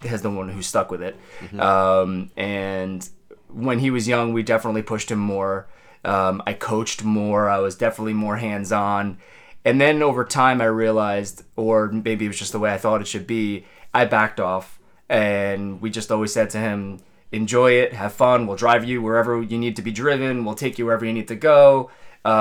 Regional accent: Long Island, New York, United States; moved away as an adult; also born or lived in Queens; now in New Jersey, United States; I grew up on Long Island

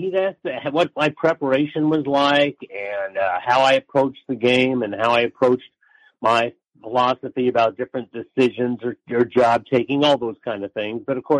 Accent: Kansas City, United States; moved away as an adult; also born or lived in Des Moines; I'm a Midwesterner, as you know. I grew up in Kansas City. So my parents lived in Kansas City

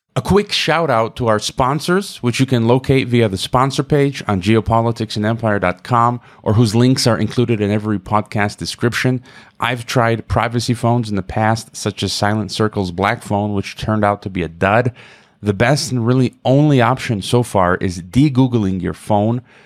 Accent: United States; Myself as an American

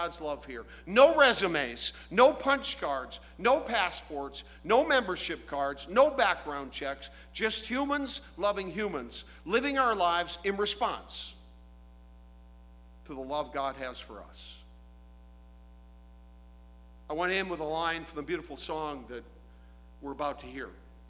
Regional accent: DeKalb, Illinois, United States; I grew up in the Lutheran Church, Trinity Lutheran Church, Norwegian Lutheran Church in DeKalb, Illinois

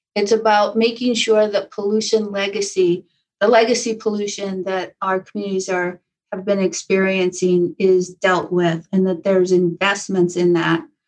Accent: Taos, New Mexico, United States; moved away; born and raised in Taos, New Mexico.

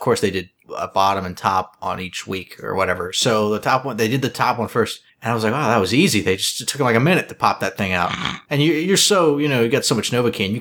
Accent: Cincinnati, Ohio, United States

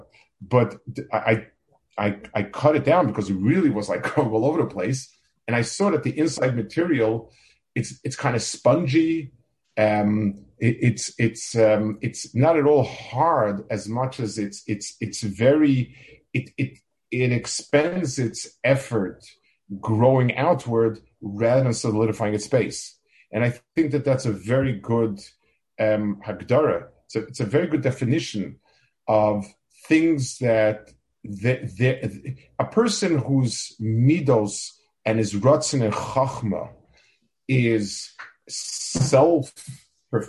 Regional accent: New York City, New York, United States; also born or lived in Jerusalem, Israel; now in Silver Spring, United States; I grew up in Lower East Side Manhattan

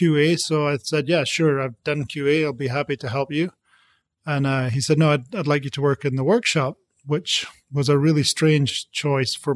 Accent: Aberdeen, Scotland, United Kingdom; moved away as an adult; now in United States; When I grew up in Aberdeen, so we had oil and gas all around us.

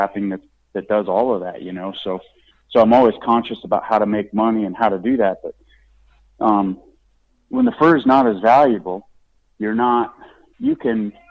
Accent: Nebraska, United States; now in Ohio, United States; Where I grew up in Nebraska, we used to have a couple of small town, you know, sporting goods stores

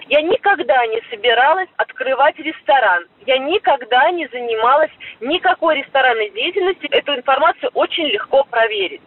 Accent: Yaroslavl, Yaroslavl Oblast, Russia; moved away; я всегда еду в родной город

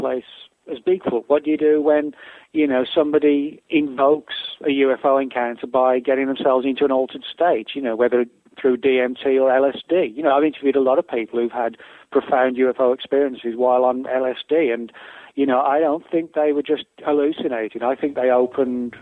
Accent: England, United Kingdom; moved away as an adult; now in United States; I live in the U.S. I've been here 12 years, but I'm originally from England.

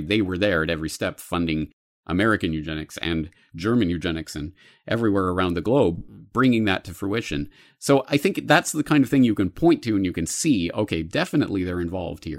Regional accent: Canada; now in Japan; As a Canadian in Japan

